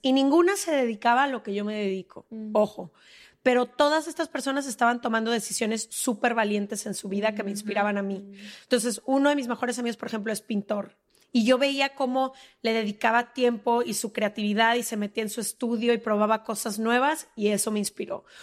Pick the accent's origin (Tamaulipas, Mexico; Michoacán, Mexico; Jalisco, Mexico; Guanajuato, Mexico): Jalisco, Mexico; Guadalajara; moved away as an adult; also born or lived in Mexico City; Yo soy de Guadalajara, ¿no? Ahí crecí toda la vida